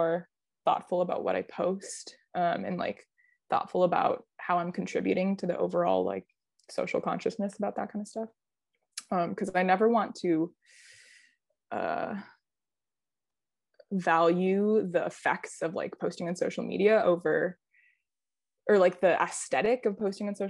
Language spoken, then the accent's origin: English; Midwest, United States; moved away; I grew up in the Midwest where it's very, I don't know, very passive aggressive